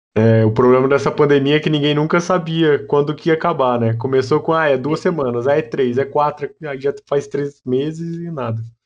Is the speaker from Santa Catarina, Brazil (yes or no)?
no; Aguaí, São Paulo, Brazil; eu sou de Aguaí, do lado